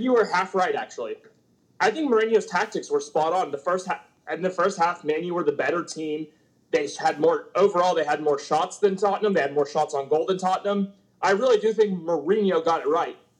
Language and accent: English; Texas, United States; being from Texas